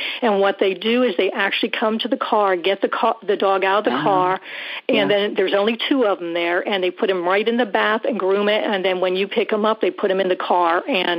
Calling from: Columbia, South Carolina, United States; Scott, I am from Columbia, South Carolina, mm-hmm. and I'm calling about Buddy.

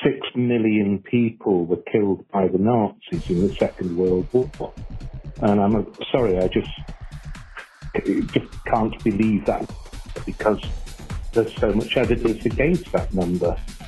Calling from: Ireland; I'm calling from Ireland.

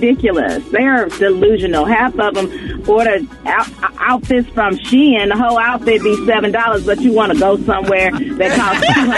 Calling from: Houston, Texas, United States; Hey, I'm calling from Houston.

